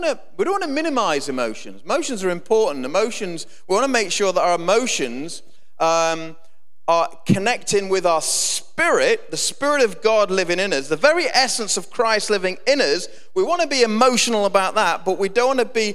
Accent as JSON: {"language": "English", "town": "Grantham", "region": "East Midlands", "country": "United Kingdom", "tie": "born or raised there", "also_born_or_lived": "Keyworth", "said": "I came from Grantham, and we got escorted to... brought to Keyworth from Grantham very abruptly through a bad family situation"}